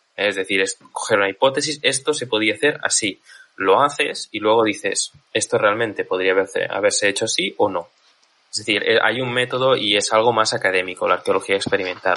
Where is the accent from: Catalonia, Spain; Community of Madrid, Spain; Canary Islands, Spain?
Catalonia, Spain; soy catalán